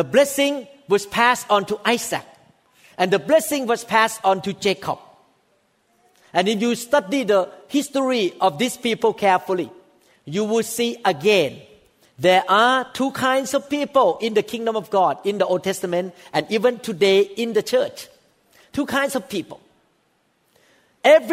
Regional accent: Thailand; I am one of the Gentiles. I was born in Thailand

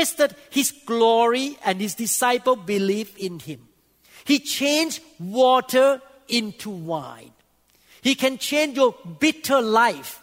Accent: Thailand; English is a second language; moved away as an adult; also born or lived in Seattle, United States; now in United States

